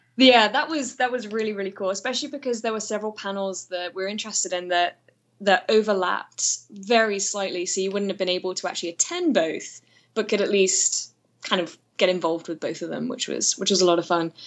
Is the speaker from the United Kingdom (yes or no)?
yes; United Kingdom; moved away as an adult; now in Atlanta, United States; I am British, but I live in Atlanta.